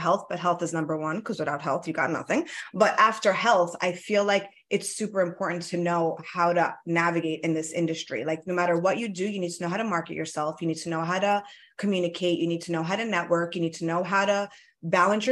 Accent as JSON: {"language": "English", "town": "New York City", "region": "New York", "country": "United States", "tie": "born or raised there", "first_language": "Italian", "second_language": "English", "said": "So I am from Queens, born and raised."}